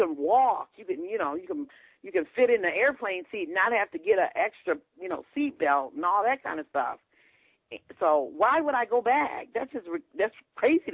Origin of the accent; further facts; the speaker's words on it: Ohio, United States; moved away; I'm from Ohio